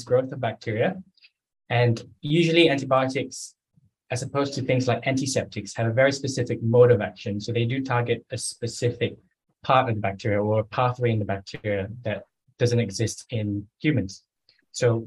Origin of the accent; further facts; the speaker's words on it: Malaysia; moved away as an adult; I did an undergraduate in zoology in Malaysia, where I grew up